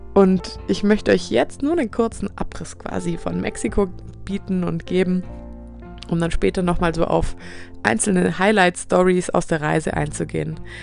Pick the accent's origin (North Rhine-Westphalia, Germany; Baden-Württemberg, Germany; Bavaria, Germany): Baden-Württemberg, Germany; Swabia; accent: Swabian; dass mein Dialekt hier rauskommt und zu hören ist